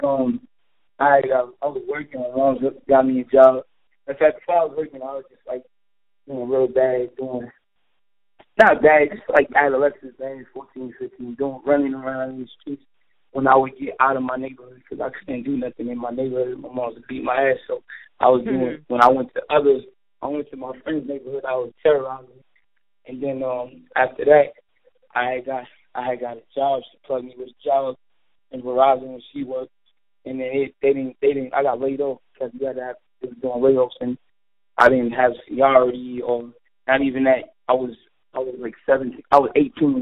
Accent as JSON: {"language": "English", "town": "New York City", "region": "New York", "country": "United States", "tie": "born or raised there", "said": "I'm from Brooklyn, New York."}